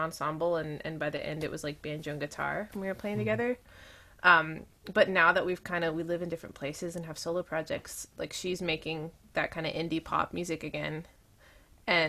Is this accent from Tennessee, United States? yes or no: yes; East Tennessee, United States; I grew up in East Tennessee